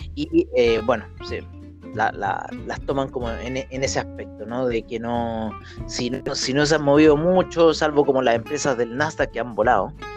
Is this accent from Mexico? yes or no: no; Chile